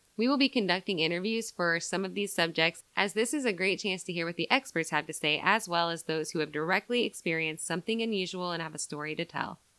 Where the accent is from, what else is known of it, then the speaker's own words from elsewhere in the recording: Southern Iowa, United States; we're two girls from Southern Iowa